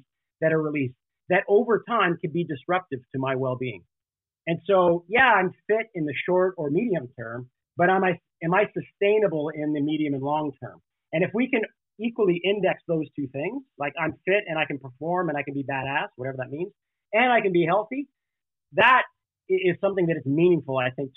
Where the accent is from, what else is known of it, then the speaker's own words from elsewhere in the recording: Canada; moved away as an adult; also born or lived in Alberta; now in California, United States; I was born and raised in Canada.